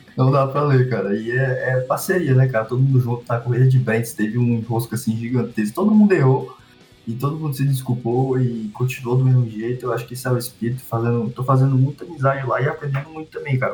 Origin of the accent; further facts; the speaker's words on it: Teresina, Piauí, Brazil; eu sou natural de Teresina, no Piauí